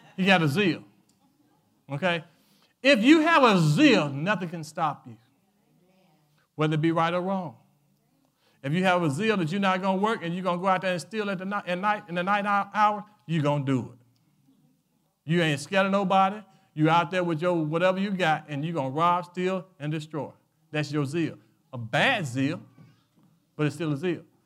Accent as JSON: {"language": "English", "country": "United States", "tie": "born or raised there", "said": "I was born in America"}